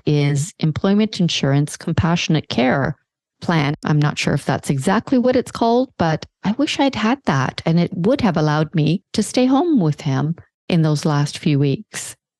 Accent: Canada; I'm so Canadian

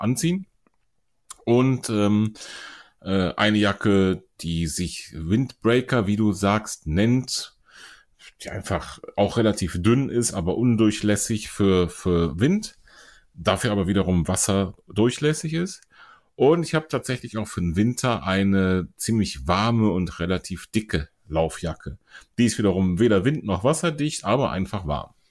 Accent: Germany; bei uns in Deutschland

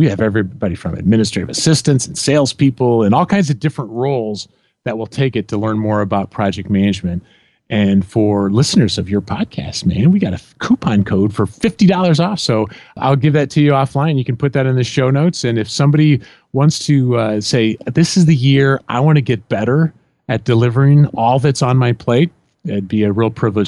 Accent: Illinois, United States; Yeah, I grew up in Central Illinois, and one side of the street were Cardinal fans, and the other side of the street were Cub fans.

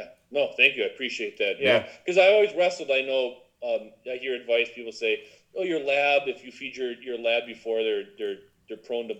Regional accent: Wisconsin, United States; I'm from Wisconsin.

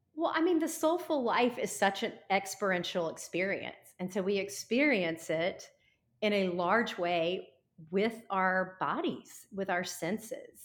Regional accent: Nashville, Tennessee, United States; I come from Nashville

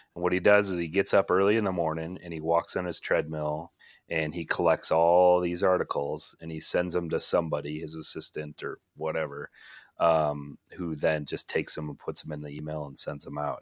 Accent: Minneapolis, Minnesota, United States; I grew up in Minneapolis

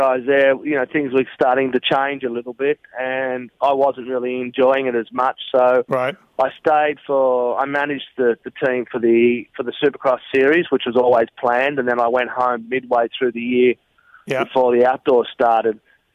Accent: Australia; there's only 24 million people here in Australia

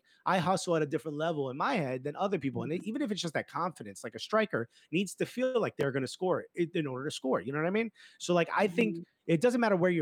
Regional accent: Newark, New Jersey, United States; when you're born and raised in Newark

